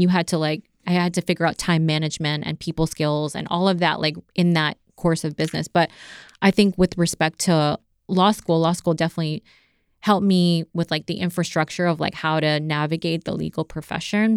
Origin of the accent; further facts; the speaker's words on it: Maryland, United States; also born or lived in Las Cruces, New Mexico; now in South Florida, United States; I grew up in Maryland for most of my life.